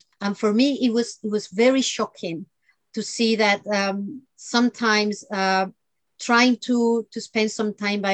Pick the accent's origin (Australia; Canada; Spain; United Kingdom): Spain; I grew up in Spain, and pretty much between the south and the north.